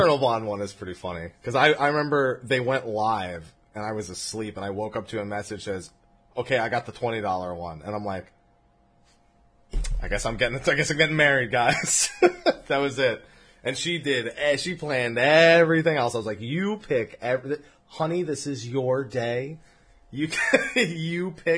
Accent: Northeast, United States; I'm Italian from the Northeast.

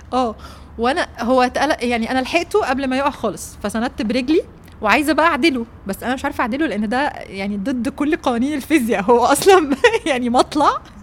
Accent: Egypt; انا جايه من مصر

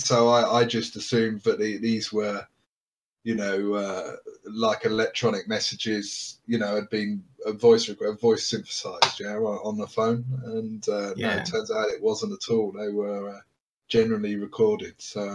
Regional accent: United Kingdom; I'm obviously very British, so you know, I sound like I'm Australian, I imagine

